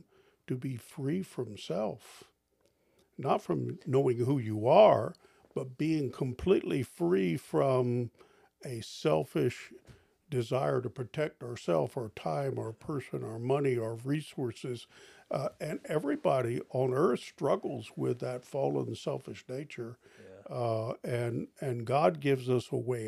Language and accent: English; Eastern Shore of Maryland, United States; I grew up on the Eastern Shore of Maryland